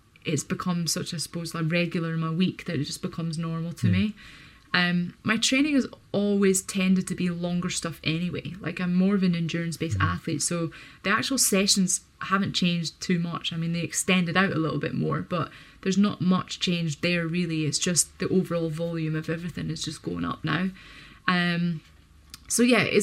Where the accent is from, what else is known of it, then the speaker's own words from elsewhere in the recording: United Kingdom; being a British athlete